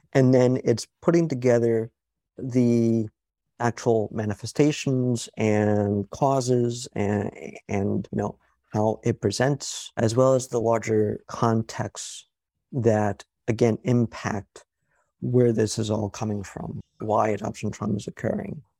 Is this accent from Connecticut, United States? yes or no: yes; Connecticut, United States; also born or lived in New York; I was raised in New York and Connecticut